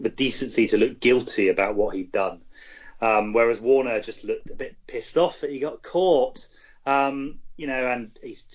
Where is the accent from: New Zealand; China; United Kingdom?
New Zealand; I'm from New Zealand